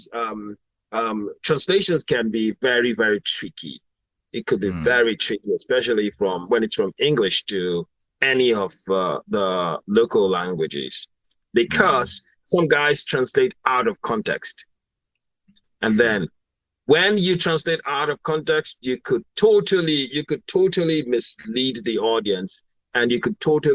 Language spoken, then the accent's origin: English; Lagos, Nigeria; I was born in Lagos. Festac. My dad first lived in Apapa before he moved to Festac. So actually, I'm a Lagos boy. Lived all my life in Lagos.